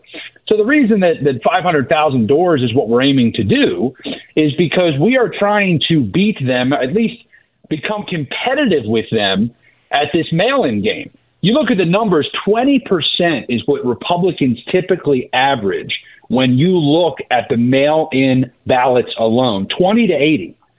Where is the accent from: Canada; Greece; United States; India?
United States; Delaware County, Pennsylvania; I'm from Delaware County.